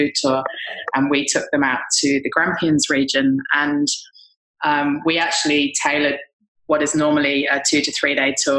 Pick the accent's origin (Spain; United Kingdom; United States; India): United Kingdom; England; now in Australia; I'm English